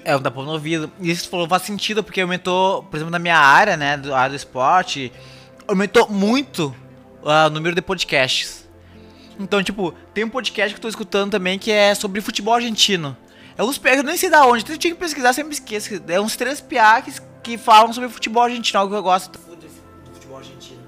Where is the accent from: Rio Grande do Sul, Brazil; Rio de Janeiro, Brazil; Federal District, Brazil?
Rio Grande do Sul, Brazil; eu parece que eu não nasci no Rio Grande do Sul, parece que eu não sou gaúcho